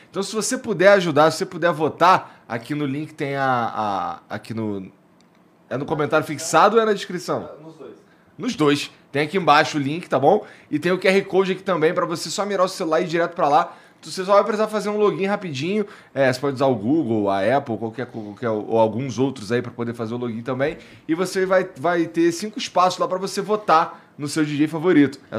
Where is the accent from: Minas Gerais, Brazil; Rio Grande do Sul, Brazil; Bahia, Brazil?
Rio Grande do Sul, Brazil; moved away as an adult; also born or lived in Porto Alegre / São Paulo / Rio de Janeiro / Balneário Camboriú; now in Arctic; gaúcho, lá do interior, lá.